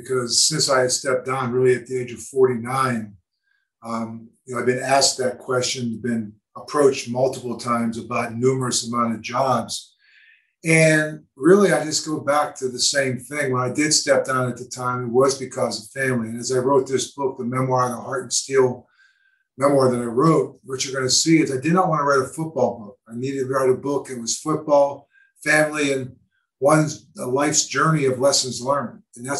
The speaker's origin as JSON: {"language": "English", "town": "Pittsburgh", "region": "Pennsylvania", "country": "United States", "tie": "born or raised there", "said": "growing up in Pittsburgh and going back to my hometown."}